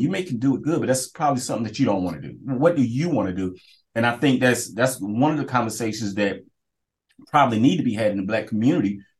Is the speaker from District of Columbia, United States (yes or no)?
no; Kinston, North Carolina, United States; I, get the privilege of being able to work where I grew up